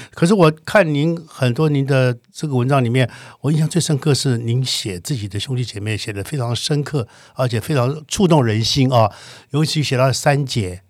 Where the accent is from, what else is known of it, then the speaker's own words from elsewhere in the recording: Taichung, Taiwan; 因为我是台中，台子长大，我大概六岁到十八岁都在谈子